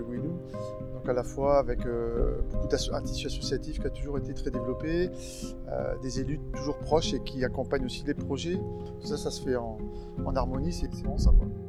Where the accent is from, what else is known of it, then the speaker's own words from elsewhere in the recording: Gouesnou, Brittany, France; je suis né à Guinou pratiquement, puisque je suis arrivé en 1971, donc j'avais un an. Bah, j'ai toujours été à Guinou